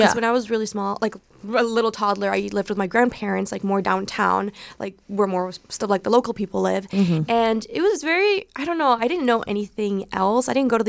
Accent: Cancún, Quintana Roo, Mexico; English is a second language; now in Los Angeles, United States; I'm originally from Cancun, Mexico.

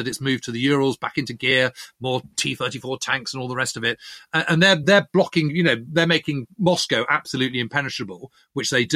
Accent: United Kingdom; we're British

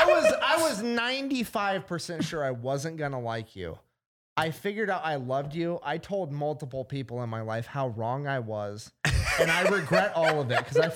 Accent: California, United States; moved away; also born or lived in Iowa; I grew up in California, first of all. Then I moved to Iowa.

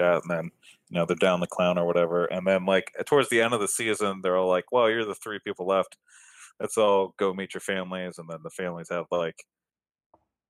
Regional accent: United States; I am also American.

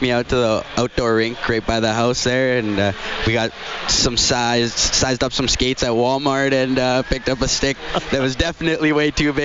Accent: Brooks, Alberta, Canada; also born or lived in Hermosillo, Sonora, Mexico; now in Edmonton, Canada; I was born in Mexico, Hermosillo, Sonora, and moved to Brooks, Alberta when I was a kid. Grew up there most of my life

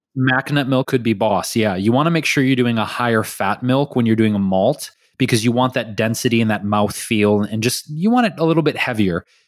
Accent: Detroit, Michigan, United States; growing up in Detroit

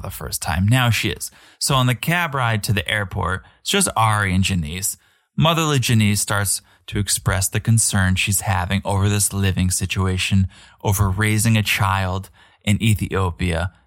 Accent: United States

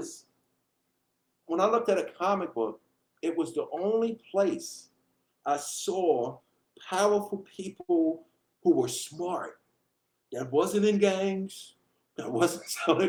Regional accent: New York City, New York, United States; … from Hollis, Queens

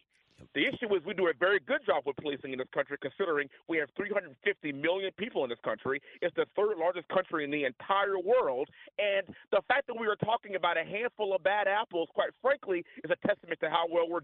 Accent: Texas, United States; I am from Texas

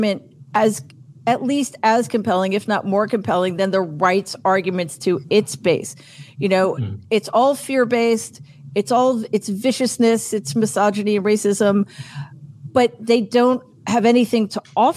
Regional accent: New York, United States; being a New Yorker

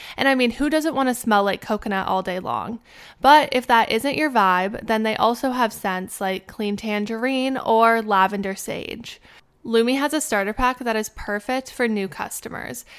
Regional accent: Canada; moved away as an adult; now in United States; because I'm Canadian, I obviously have to go through a lot of hoops to be able to be allowed to work in the US

